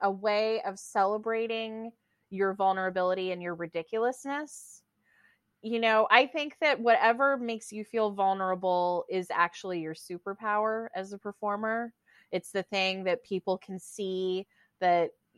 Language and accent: English; the South, United States; now in New York City, United States; I'm from the South originally, and it was about my family